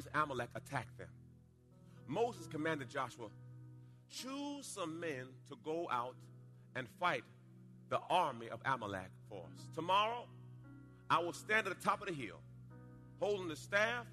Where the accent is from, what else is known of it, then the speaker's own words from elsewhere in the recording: Jamaica; moved away; When I was a little boy, I was born in Jamaica. And we were in a rough part of the town.